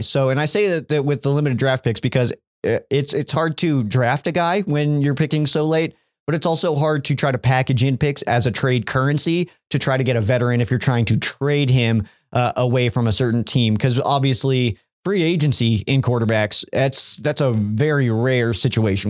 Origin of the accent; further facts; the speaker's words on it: Colorado Springs, Colorado, United States; my hometown in Colorado Springs